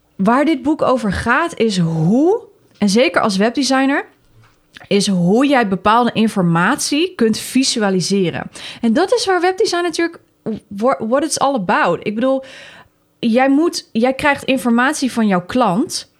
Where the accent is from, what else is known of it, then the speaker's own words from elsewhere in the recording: Netherlands; wij als Nederlanders